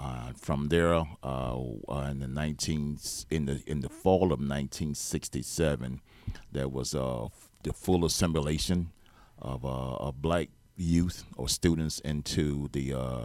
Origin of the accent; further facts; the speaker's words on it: Hobe Sound, Florida, United States; also born or lived in Stuart; Yeah, I was born in Martin County in 1954 here in Stuart. And I was reared in Hope Sound from the age of from that time on until I was 19, 20 years old.